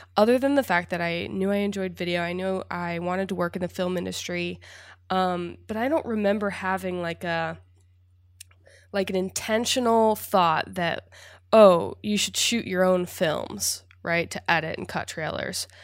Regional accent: Indiana, United States; I grew up in Indiana. a Midwest girl, small town

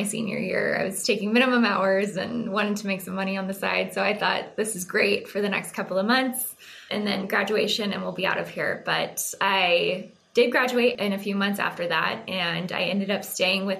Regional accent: Texas, United States; I was born and raised in Texas. I grew up in a very small farming community out west, very Friday Night Lights-esque

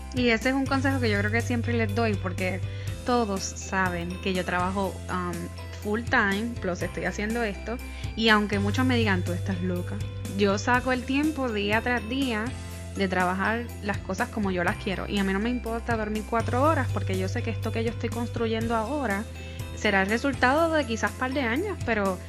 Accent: Puerto Rico; moved away; yo que soy puertorriqueña

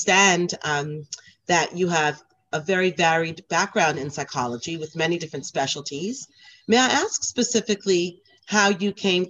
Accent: United States; moved away as an adult; now in Australia; as an American and as a fellow American

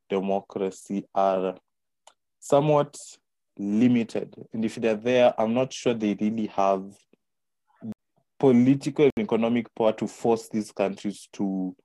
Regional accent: Kenya; as a Kenyan

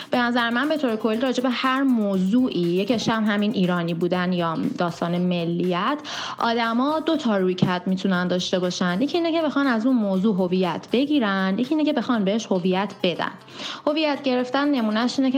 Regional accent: Iran; بعد حالا ببینید من ایرانی هستم در نتیجه ایرانی بودن

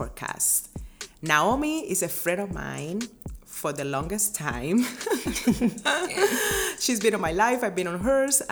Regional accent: Cuba; born or raised there; moved away as an adult; now in United States

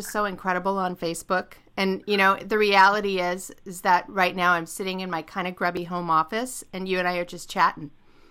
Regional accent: California, United States; I grew up in California.

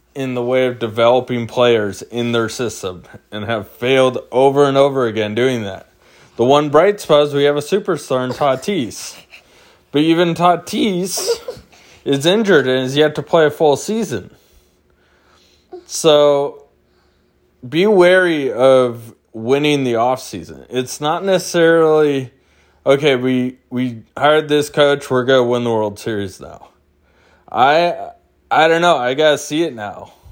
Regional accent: San Diego, California, United States; now in Phoenix, United States; I'm from San Diego originally

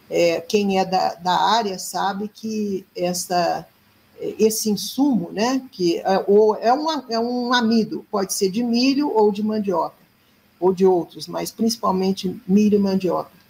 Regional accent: Minas Gerais, Brazil

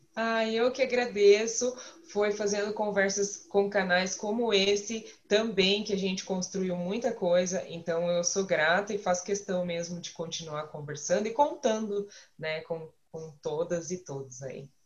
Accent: Curitiba, Paraná, Brazil; eu sou daqui, sou curitibano, eu nasci aqui, boa parte da minha vida aqui

